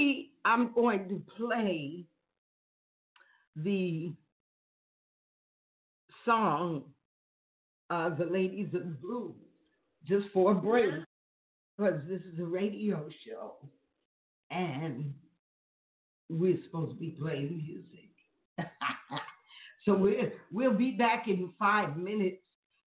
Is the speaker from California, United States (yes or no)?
no; New York, United States; moved away as an adult; Okay, I'm from New York. I left New York in 1970.